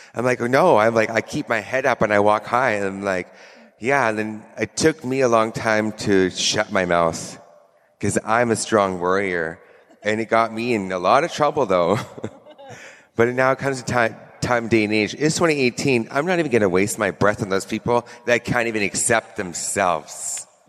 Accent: Squamish Nation, British Columbia, Canada; I come from the Squamish Nation, and it's a reserve of, I would say, 300 people

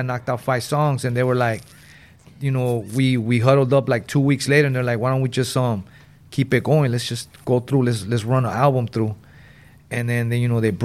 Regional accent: Los Angeles, California, United States; growing up in West Adams

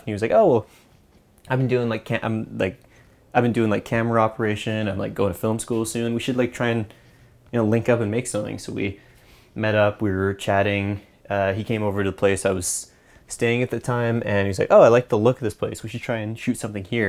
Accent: just outside Vancouver, British Columbia, Canada; also born or lived in East Coast of Canada; I grew up just outside Vancouver

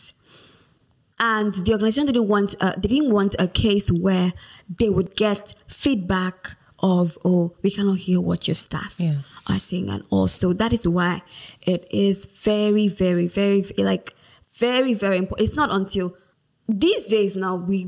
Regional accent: Nigeria; English language for us in Nigeria is our national language

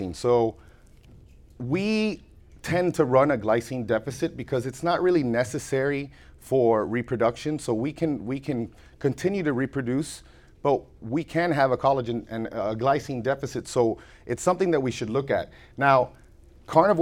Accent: Florida, United States; I'm from Florida

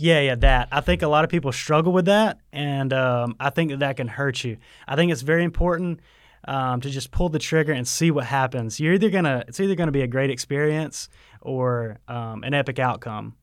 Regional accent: Waycross, Georgia, United States; also born or lived in Statesboro, Georgia; I'm from Waycross, but I went to school here in Statesboro

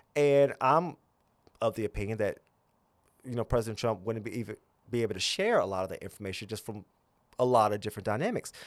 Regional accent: Gretna, Virginia, United States; also born or lived in Tennessee; I grew up in the South

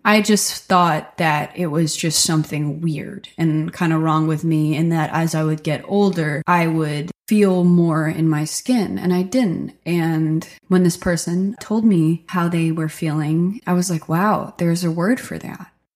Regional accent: Stockton, New Jersey, United States; now in Nashville, United States; I grew up in Stockton, New Jersey. It's a really small rural town on the Delaware River.

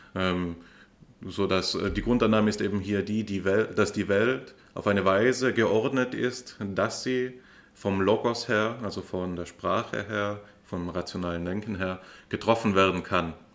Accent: Austria; mir als Österreicher

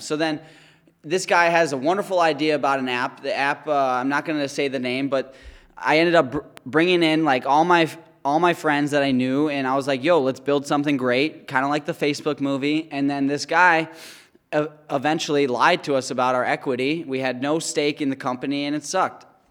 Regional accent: White Lake, Michigan, United States; I grew up in White Lake, Michigan. It's Oakland County, Michigan.

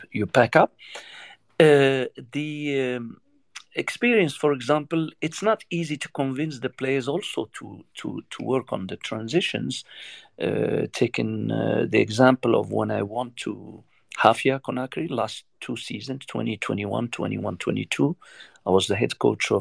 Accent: Morocco; I'm from Morocco

